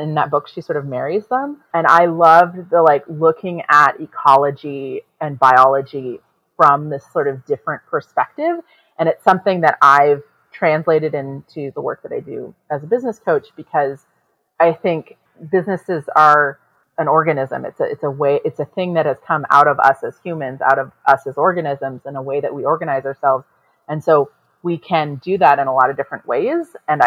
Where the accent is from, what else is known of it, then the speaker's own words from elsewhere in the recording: San Antonio, Texas, United States; now in Seattle, United States; I grew up in San Antonio